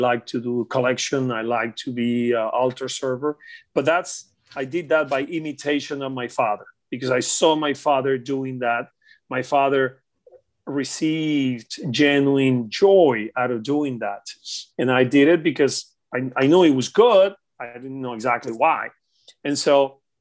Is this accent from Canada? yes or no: no; Venezuela; moved away as an adult; also born or lived in Caracas, Venezuela / Miami; now in United States; I grew up in Venezuela.